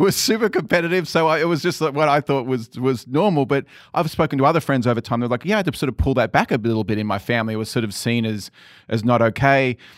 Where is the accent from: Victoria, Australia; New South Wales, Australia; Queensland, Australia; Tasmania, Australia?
New South Wales, Australia; Sydney; born or raised there; moved away